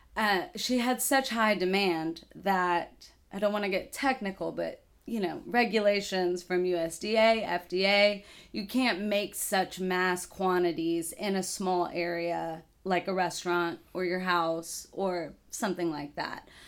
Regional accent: Dallas, Texas, United States; moved away as an adult; also born or lived in Danbury, Connecticut / Oxford, Mississippi; now in Lafayette, United States; I grew up in Dallas, Texas

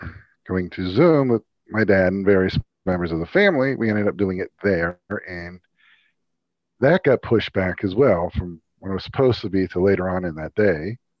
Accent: Colorado, United States; Like I'm from Colorado and it was like being back home.

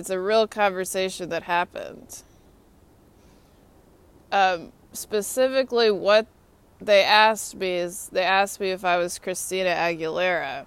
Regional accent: Austin, Texas, United States; moved away as an adult; also born or lived in Atlanta, Georgia; now in Washington, United States; My hometown's Austin, Texas. I graduated from Lyndon Johnson High School in Austin, Texas

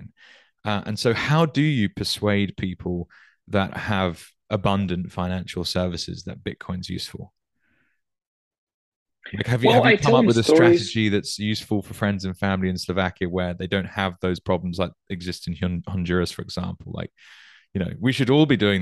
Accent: United Kingdom; I grew up in the UK

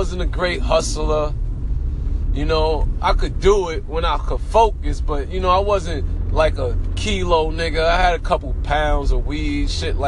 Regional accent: New York City, New York, United States; also born or lived in Jamaica, Queens; I'm from Brooklyn, East New York

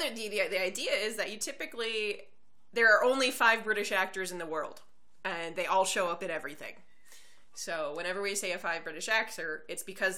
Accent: United States; I'm American

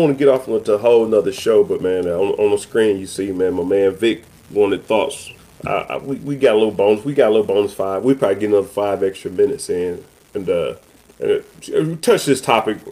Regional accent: Cleveland, Ohio, United States; moved away; I'm from the Midwest and I grew up Big Ten

